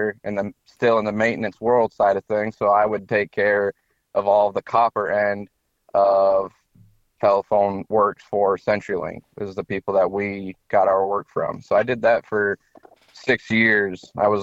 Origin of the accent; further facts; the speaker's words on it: Mitchell, South Dakota, United States; moved away; I grew up in Mitchell, South Dakota